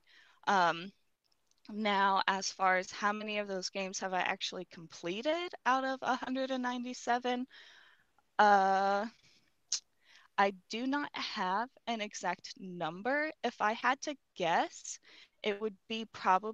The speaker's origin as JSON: {"language": "English", "region": "Ohio", "country": "United States", "tie": "born or raised there", "said": "I am from Ohio, born and raised"}